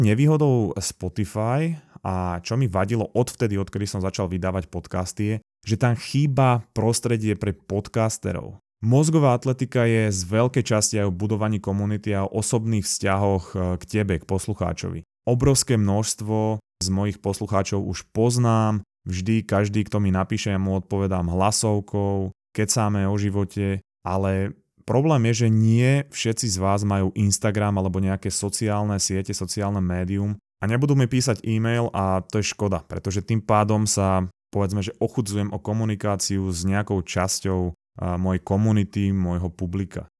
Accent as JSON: {"language": "Slovak", "country": "Slovakia", "said": "sme Slováci"}